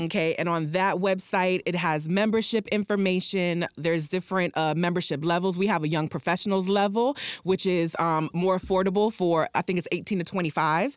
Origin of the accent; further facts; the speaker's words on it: Miami Gardens, Florida, United States; also born or lived in Jamaica; I'm from Miami Gardens